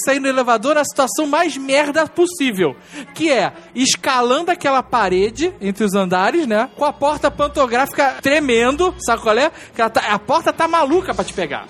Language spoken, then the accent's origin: Portuguese; Rio de Janeiro, Brazil; now in Curitiba, Brazil; eu sou carioca